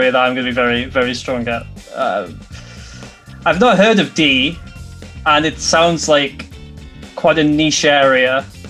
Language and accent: English; Bolton, North West England, United Kingdom; Like the players that play for Bolton Wanderers, my hometown team, in the fourth tier